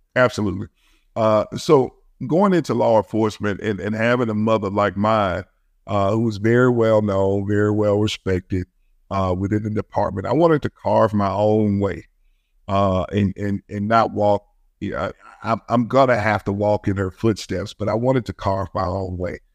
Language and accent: English; Birmingham, Alabama, United States; I was raised in my city that I worked in Birmingham, Alabama. I grew up in Birmingham